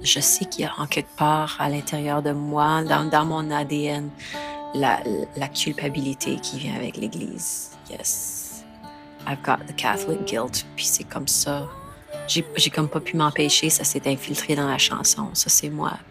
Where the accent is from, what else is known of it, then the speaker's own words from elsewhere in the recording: Saskatoon, Saskatchewan, Canada; j'ai grandi à Saskatoon